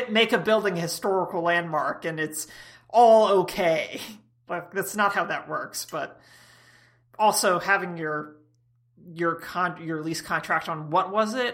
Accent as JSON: {"language": "English", "region": "Georgia", "country": "United States", "said": "I come from Georgia where we, we vet potential dates with shotguns."}